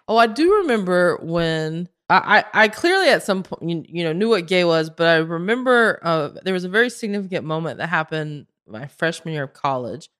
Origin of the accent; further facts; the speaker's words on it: Belmont, North Carolina, United States; moved away as an adult; also born or lived in Spain / Los Angeles; I am from Belmont, North Carolina.